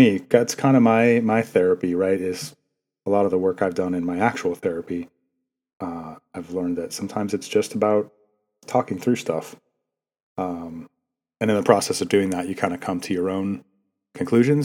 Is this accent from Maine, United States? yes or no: yes; Maine, United States; moved away; I grew up in Maine.